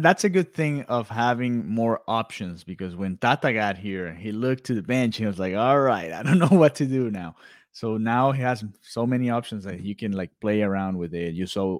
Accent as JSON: {"language": "English", "country": "Venezuela", "said": "I'm from Venezuela"}